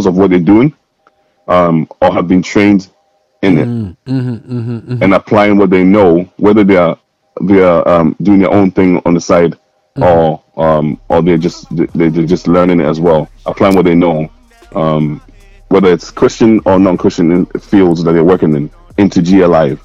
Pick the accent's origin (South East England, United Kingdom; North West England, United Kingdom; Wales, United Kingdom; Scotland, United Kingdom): Scotland, United Kingdom; I'm from Scotland, mate. Like, geez, I'm in Glasgow